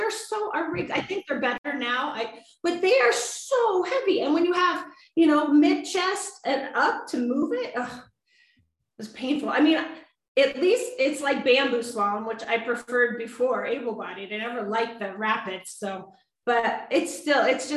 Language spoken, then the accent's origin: English; Sun Valley, Idaho, United States; I'm from Sun Valley, Idaho. I'm not an East Coast skier